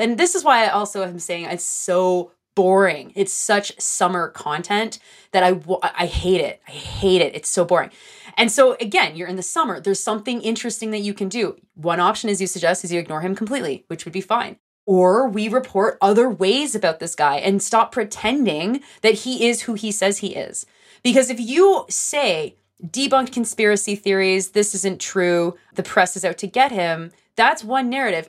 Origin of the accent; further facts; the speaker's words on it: Greenbelt, Ontario, Canada; I grew up actually basically in the Green Belt